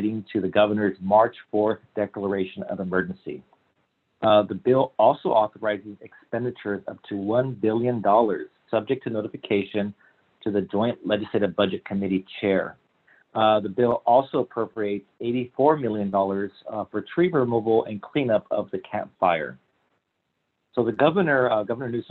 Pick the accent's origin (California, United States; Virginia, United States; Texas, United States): California, United States; Sonoma County; I grew up in Sonoma County, right next to Sonoma State University.